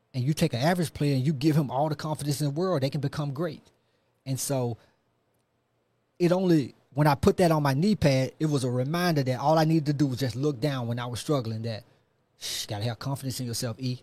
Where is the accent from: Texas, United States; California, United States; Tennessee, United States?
Tennessee, United States; Memphis; I'm from Memphis. Um, grew up in North Memphis